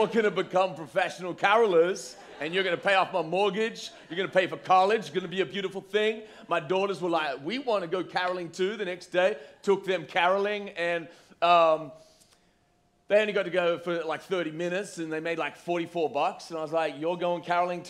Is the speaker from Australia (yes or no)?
yes; Australia; moved away; I'm from Australia